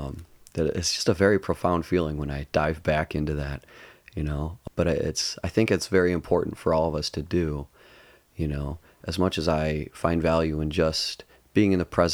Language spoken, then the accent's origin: English; Livonia, Michigan, United States; I grew up in Livonia the first 7 years of my life, a suburb of Detroit, about 20 miles west of Detroit.